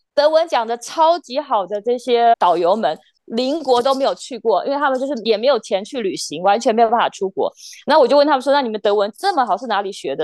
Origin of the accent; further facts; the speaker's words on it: Taiwan; 我们台湾人的态度也不是这个样子